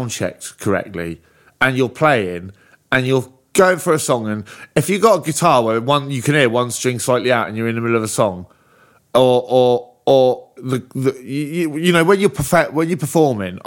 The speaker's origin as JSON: {"language": "English", "town": "Bristol", "region": "South West England", "country": "United Kingdom", "moved": "yes", "said": "I'm from Bristol"}